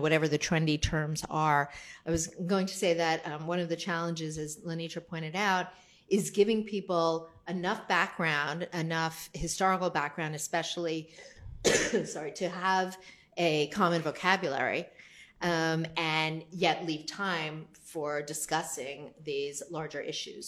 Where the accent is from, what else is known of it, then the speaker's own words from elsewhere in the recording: New Jersey, United States; I'm from New Jersey